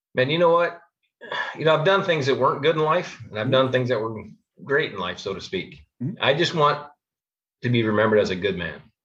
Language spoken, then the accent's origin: English; Phoenix, Arizona, United States; I grew up here in Phoenix, Arizona